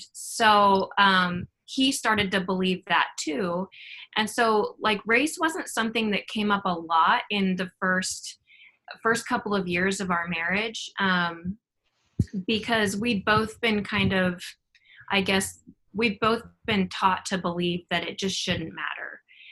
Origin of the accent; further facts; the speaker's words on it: North Platte, Nebraska, United States; moved away; I was raised in North Platte, which is a community of about 25,000 people.